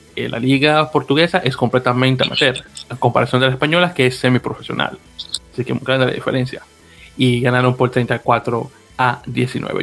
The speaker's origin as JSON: {"language": "Spanish", "town": "Santo Domingo", "region": "Distrito Nacional", "country": "Dominican Republic", "moved": "yes", "lives_now": "United States", "said": "el San Carlos que, bueno, como mencioné, es el nombre de mi, de mi barrio en República Dominicana"}